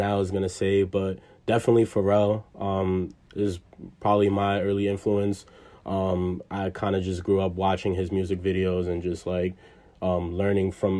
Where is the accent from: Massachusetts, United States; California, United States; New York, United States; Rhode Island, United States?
New York, United States; New York City; I'm from the Bronx. I grew up, born and raised. So yeah, from the Bronx, New York